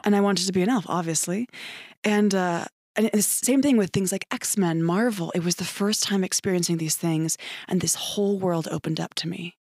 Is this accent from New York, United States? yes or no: yes; Ithaca, New York, United States; moved away as an adult; also born or lived in Prescott, Arizona; now in Phoenix, United States; I was born and raised in Ithaca, New York